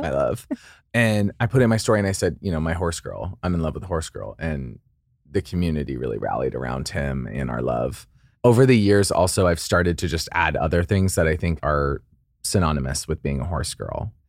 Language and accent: English; Idaho, United States; I grew up in Idaho